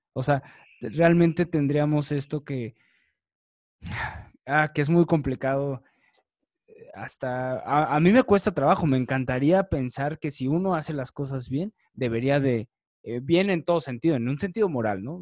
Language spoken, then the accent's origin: Spanish; Mexico; más siendo mexicano, más siendo latino